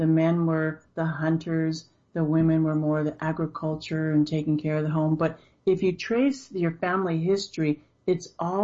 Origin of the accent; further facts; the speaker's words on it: Los Angeles, California, United States; I grew up in the inner city of Los Angeles, surrounded by gangs and drugs